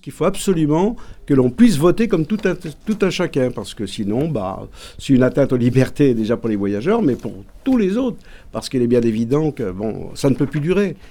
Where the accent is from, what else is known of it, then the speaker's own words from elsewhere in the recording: France; depuis le 15e siècle pratiquement, je pense que nous sommes français